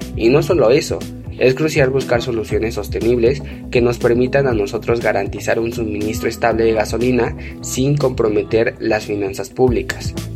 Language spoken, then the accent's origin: Spanish; Mexico; nosotros como sociedad mexicana